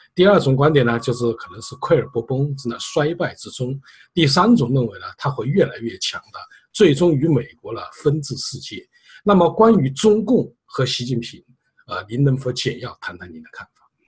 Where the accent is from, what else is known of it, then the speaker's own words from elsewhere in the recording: China; 我们中国人